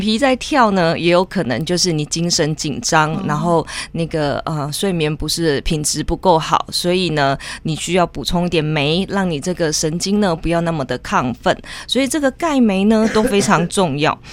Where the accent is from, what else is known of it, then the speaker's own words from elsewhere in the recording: southern Taiwan, Taiwan; 我们身在南部真的是太幸福了